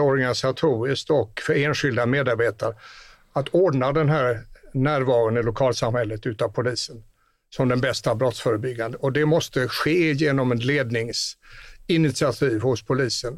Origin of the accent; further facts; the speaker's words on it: northwest Skåne, Sweden; Där jag kommer ifrån i nordväst Skåne